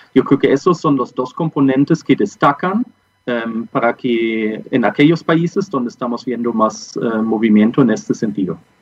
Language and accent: Spanish; Germany; accent: German; Spanish is a second language; moved away as an adult; also born or lived in Peru / Colombia; now in Santiago, Chile; soy de origen alemán. creo que el äh, acento que tengo también lo indica